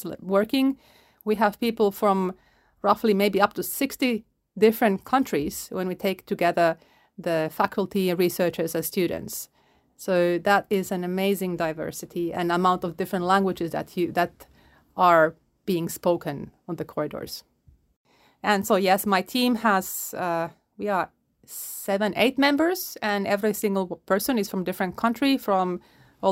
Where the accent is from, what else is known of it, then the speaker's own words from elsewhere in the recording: Finland; now in Okinawa, Japan; born in Finland, grew up in Finland. I'm half Polish though